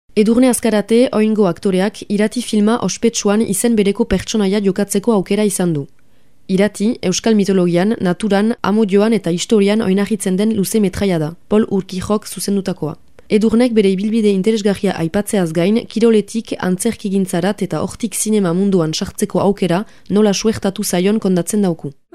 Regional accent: Oion, Basque Country, Spain; nire herria dago logroinotik oso gertu

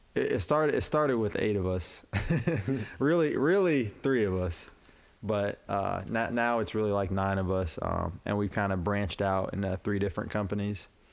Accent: Urbana, Illinois, United States; moved away as an adult; now in Quad Cities, United States; I'm from Urbana, Illinois.

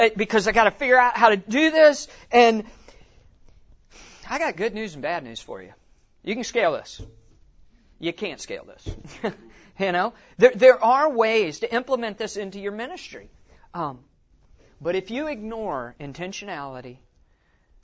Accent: West Virginia, United States; moved away; I'm from West Virginia originally

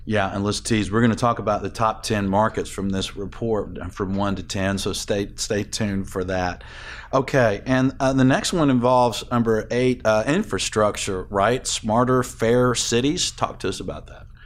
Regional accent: Atlanta, Georgia, United States; also born or lived in Nashville; I grew up in Atlanta, but, uh, my mother told me I was born in Nashville

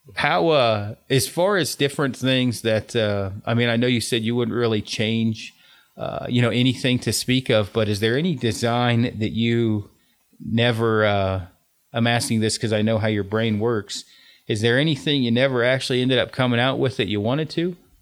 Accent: Oregon, United States; I'm from Oregon

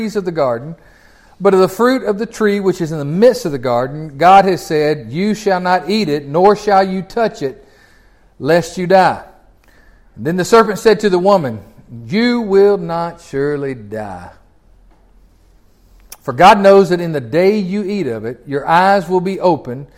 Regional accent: Tennessee, United States; I'm from Tennessee

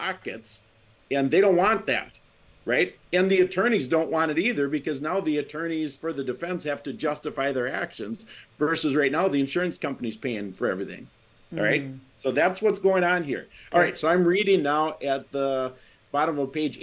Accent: Wisconsin, United States; I'm from Wisconsin. You can tell because I don't have an accent

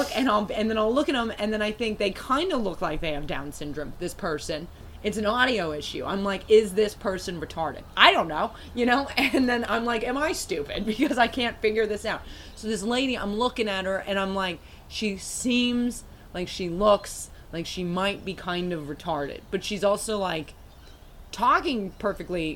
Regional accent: United States; I'm American

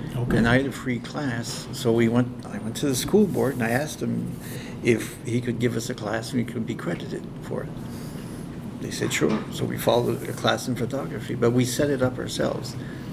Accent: Moncton, New Brunswick, Canada; now in Kedgwick, Canada; When I was a kid, I was raised in Moncton.

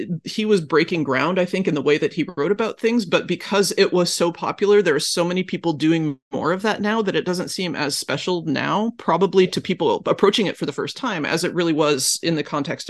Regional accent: rural Oregon, United States; I'm an American from rural Oregon.

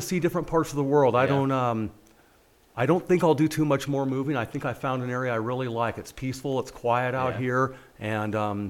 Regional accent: Napa, California, United States; moved away as an adult; now in Bend, United States; I was born and raised in Napa Valley, the wine region.

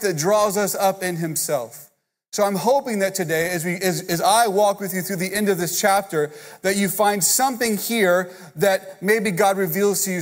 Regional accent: Houston, Texas, United States; now in Katy, United States; I'm from Houston

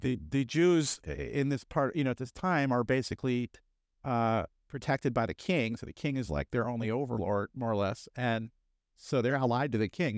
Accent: New Orleans, Louisiana, United States; also born or lived in West Germany; I'm from New Orleans, so we s, we still have carnival here

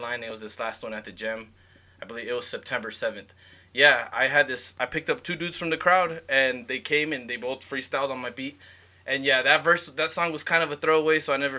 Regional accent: Arizona, United States; moved away as an adult; now in Idaho, United States; I'm from Arizona

